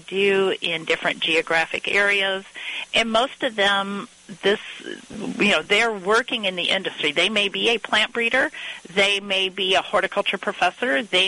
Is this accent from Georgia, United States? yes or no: no; north central Missouri, United States; moved away as an adult; also born or lived in Chicago; I grew up on a farm in north central Missouri